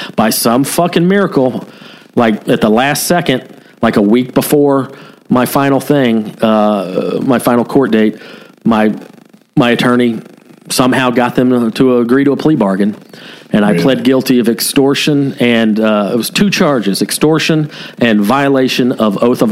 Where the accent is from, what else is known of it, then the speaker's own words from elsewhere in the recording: Cherokee County, Georgia, United States; also born or lived in Ball Ground, Georgia; I was currently living in Ball Ground, Georgia, which is the same county I grew up